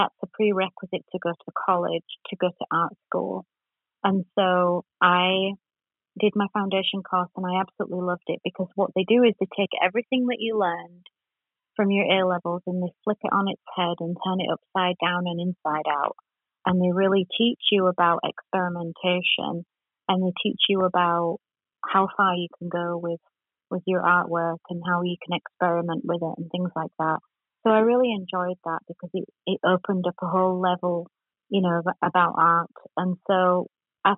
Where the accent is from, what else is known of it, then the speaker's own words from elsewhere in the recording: Yorkshire and the Humber, United Kingdom; now in Orange County, United States; I'm originally from England, Yorkshire